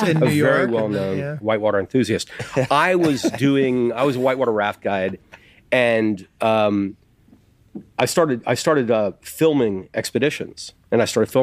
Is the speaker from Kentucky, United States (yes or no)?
no; Ohio, United States; moved away as an adult; I grew up in Ohio.